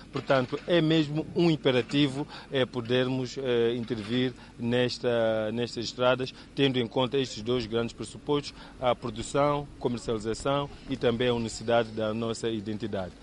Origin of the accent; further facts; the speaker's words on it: Mozambique; nossa identidade como moçambicanos